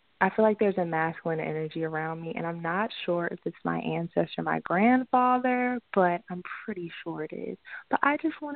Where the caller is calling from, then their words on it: Maryland, United States; I'm calling from Maryland.